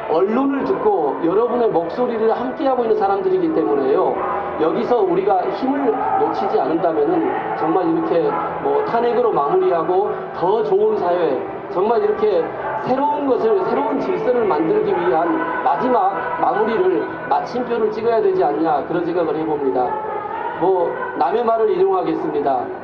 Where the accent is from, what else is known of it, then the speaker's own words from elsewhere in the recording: Wonju, Gangwon, South Korea; 안녕하세요. 저는 강원도 원주에서 왔고요.